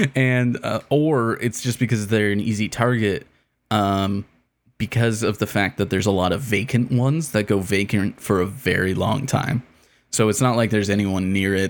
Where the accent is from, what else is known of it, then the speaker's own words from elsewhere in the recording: Canada; as a Canadian